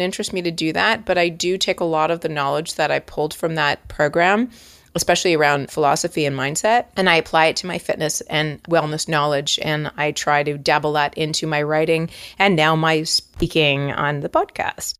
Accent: Toronto, Ontario, Canada; moved away as an adult; now in Los Angeles, United States; I am from Toronto, and you're gonna hear a lot of outs and abouts

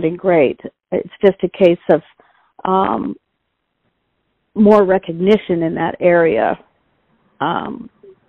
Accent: Vancouver, British Columbia, Canada; moved away as an adult; also born or lived in Toronto; I grew up in Vancouver, British Columbia

